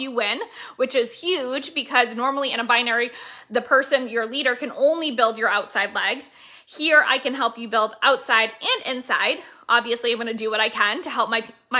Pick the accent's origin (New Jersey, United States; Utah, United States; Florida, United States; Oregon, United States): Florida, United States; Licensed and registered out of my home state of Florida